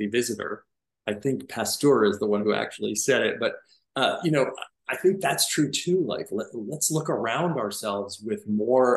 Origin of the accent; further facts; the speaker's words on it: Miami Beach, Florida, United States; I grew up in Miami Beach.